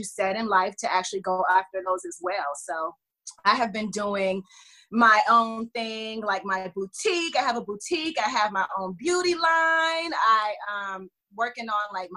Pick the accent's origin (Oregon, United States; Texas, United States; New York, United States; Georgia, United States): Georgia, United States; Atlanta; also born or lived in Detroit, Michigan; I lived there until I was like 5 years old, and then I moved to Atlanta. So I'm from Atlanta.